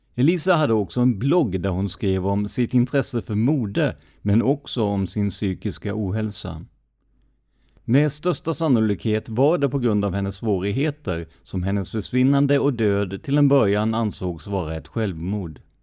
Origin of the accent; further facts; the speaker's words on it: Karlskrona, Blekinge, Sweden; min hemstad Karlskrona